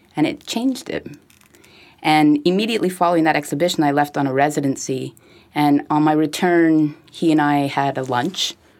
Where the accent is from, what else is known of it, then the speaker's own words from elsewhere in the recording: Montreal, Quebec, Canada; I grew up in Westmount